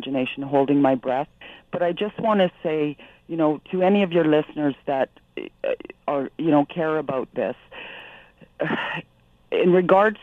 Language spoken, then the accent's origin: English; Canada; as a Canadian taxpayer